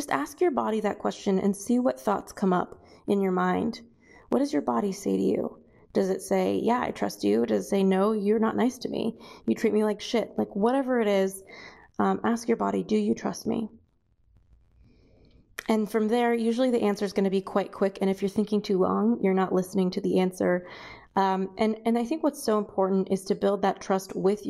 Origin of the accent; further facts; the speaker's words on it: Los Angeles, California, United States; growing up in Los Angeles